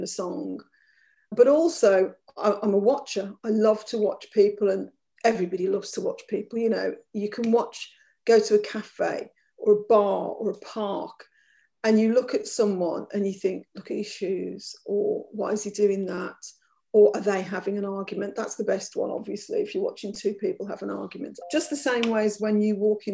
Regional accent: Birmingham, West Midlands, United Kingdom; growing up as an Irish child in Birmingham

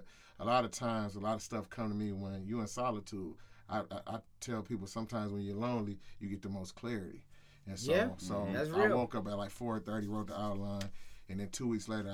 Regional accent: Grand Rapids, Michigan, United States; I grew up in the hood. I grew up on Dickinson

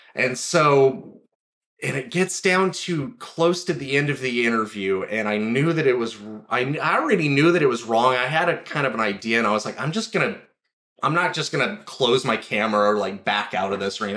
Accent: Four Corners area, New Mexico, United States; now in Los Angeles, United States; I grew up in New Mexico, um, up in the Four Corners area specifically. It's just kind of the northwestern corner mm-hmm. of the state.

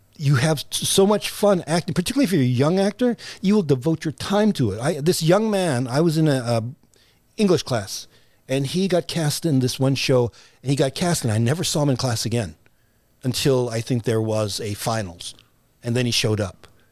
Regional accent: United States; born or raised there

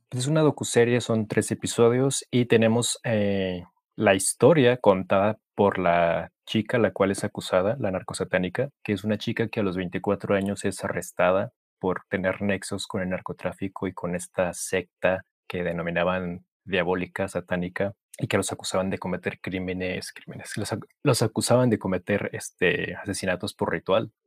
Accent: Mexico; como mexicanos siempre le vamos a correr a la autoridad

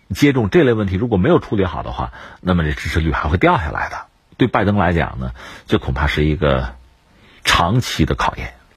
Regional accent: China; 我们中国人下来讲什么呢

